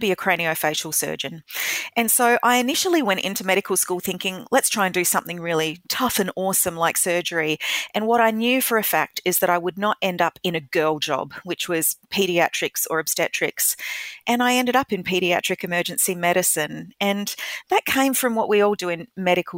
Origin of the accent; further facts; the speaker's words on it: Adelaide, South Australia, Australia; moved away as an adult; also born or lived in United States / Kenya; I'm an Adelaide girl. I was born here. I grew up in Salisbury in the northern suburbs